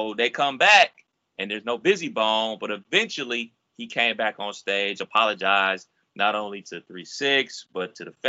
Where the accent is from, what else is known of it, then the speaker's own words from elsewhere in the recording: Cleveland, Ohio, United States; from my hometown of Cleveland, Ohio